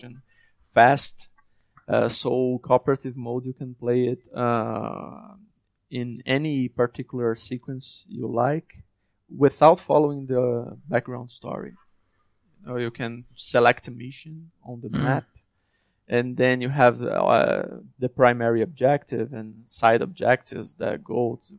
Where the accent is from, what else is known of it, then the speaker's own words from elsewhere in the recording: Brazil; my partners and I grew up in Brazil, a struggling country.